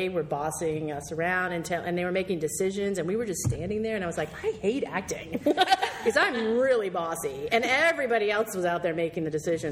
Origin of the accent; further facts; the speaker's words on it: New Hampshire, United States; moved away; also born or lived in Florida; And I grew up in New Hampshire, very rural.